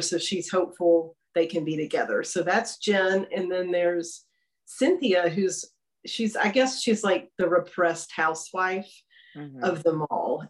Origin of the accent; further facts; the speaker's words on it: Longview, Texas, United States; now in Austin, United States; Longview for all my novels, which is my hometown